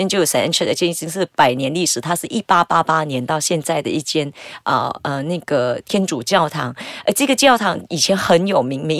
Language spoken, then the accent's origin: Chinese; Bukit Mertajam, Penang, Malaysia; 我的家乡的话在北马一个叫大三角的地方。